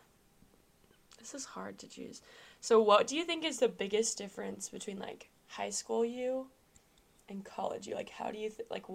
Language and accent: English; Kansas City, Missouri, United States; I'm from Missouri